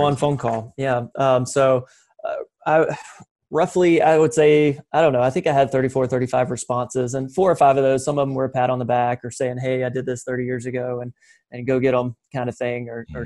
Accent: western North Carolina, United States; the western half of North Carolina uh, is that's my hometown.

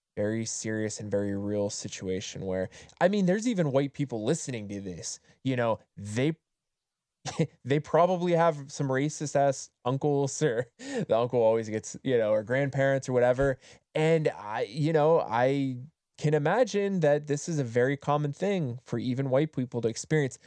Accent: Appalachia, United States; moved away; also born or lived in Southern California; I grew up in Appalachia

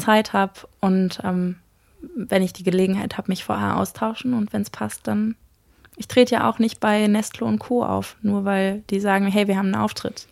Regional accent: Berlin, Germany; moved away as an adult; Ich bin ja in Berlin geboren und aufgewachsen und bin jetzt sozusagen nach 32 Jahren aufs Land gezogen

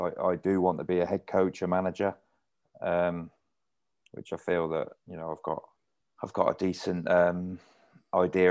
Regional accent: Oxford, South East England, United Kingdom; moved away; It's my hometown club

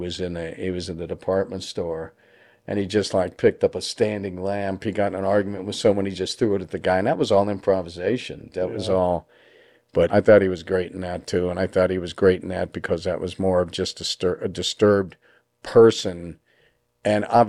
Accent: Los Angeles, California, United States; I grew up in Hollywood around actors

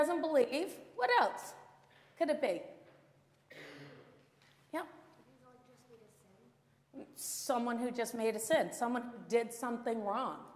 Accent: Maine, United States; I grew up in Maine

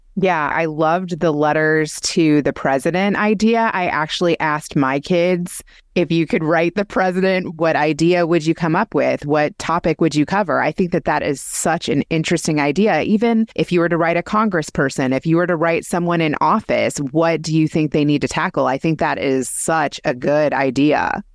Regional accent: Kentucky, United States; I grew up in Kentucky

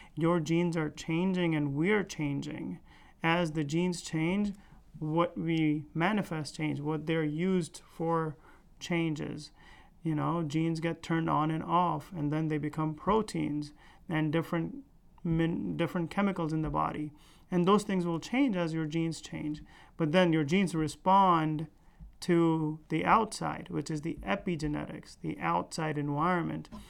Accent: United States; also born or lived in India; raised in United States. I was really young when I moved here

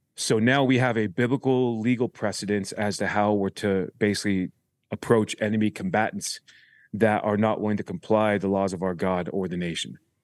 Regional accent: Huntington Beach, California, United States; we grew up in Huntington Beach

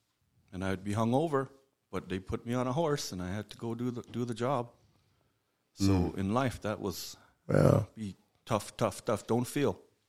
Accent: Garryowen, Montana, United States; I grew up in Gary Owen, just a little bit south of here. So I grew up with, you know, my family, got a pretty big family over there.

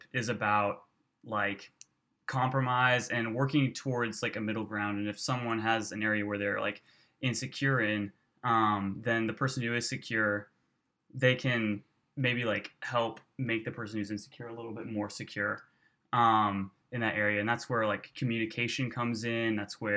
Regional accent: Louisville, Kentucky, United States; now in Birmingham, United States; I'm from Louisville, Kentucky

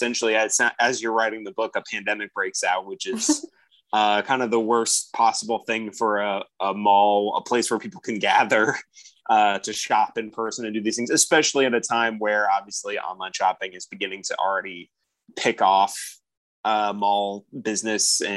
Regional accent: Las Vegas, Nevada, United States; I'm from Las Vegas, Nevada

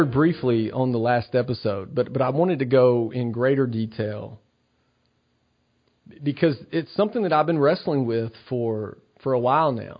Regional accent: Cornersville, Tennessee, United States; now in Knoxville, United States; I'm from Cornersville, Tennessee. I now live in Knoxville, Tennessee

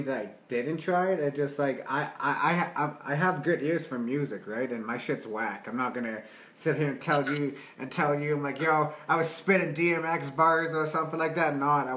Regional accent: Calgary, Alberta, Canada; also born or lived in Red Deer; Growing up in Calgary? Man, like, the weather's fucked here.

